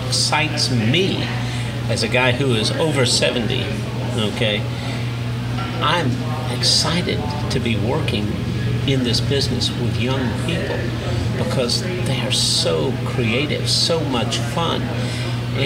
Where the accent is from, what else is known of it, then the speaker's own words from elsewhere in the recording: New York City, New York, United States; now in Houston, United States; So I spent most of my teenage years growing up in New York.